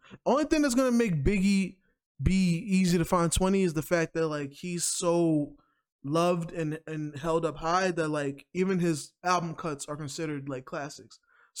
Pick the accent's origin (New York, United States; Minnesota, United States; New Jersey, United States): New York, United States; because you know, I'm a New Yorker.